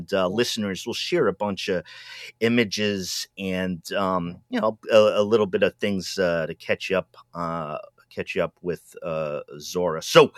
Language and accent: English; New England, United States; I'm from New England.